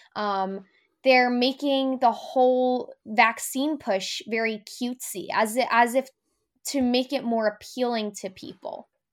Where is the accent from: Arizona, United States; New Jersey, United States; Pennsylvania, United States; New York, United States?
New Jersey, United States; I'm from New Jersey.